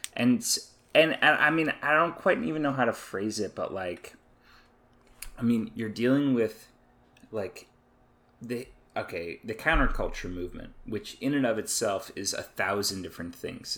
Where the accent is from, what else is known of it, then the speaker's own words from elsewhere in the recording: Atlanta, Georgia, United States; I grew up in Atlanta, grew up in the South